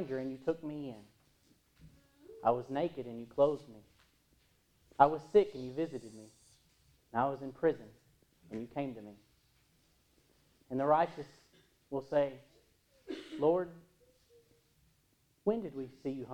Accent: United States; In Williamson County, where my hometown is

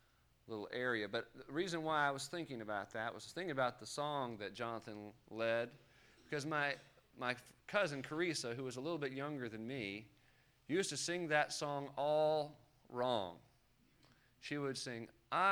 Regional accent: Los Angeles, California, United States; When I was growing up in Los Angeles County

